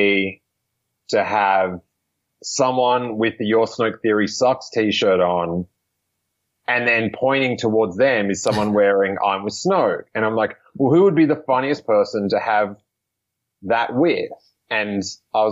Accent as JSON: {"language": "English", "country": "Australia", "moved": "as an adult", "lives_now": "United States", "said": "from Australia"}